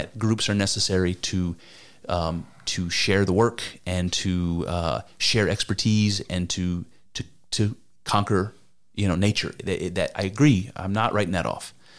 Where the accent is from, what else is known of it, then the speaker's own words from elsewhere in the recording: United States; I'm an American. I'm a white dude.